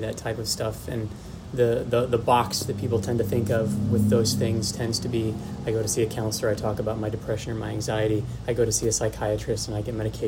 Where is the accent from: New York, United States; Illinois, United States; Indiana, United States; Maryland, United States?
Indiana, United States; Warsaw; also born or lived in Florida; born and raised in Warsaw, you know, born at Kosciuszko Community Hospital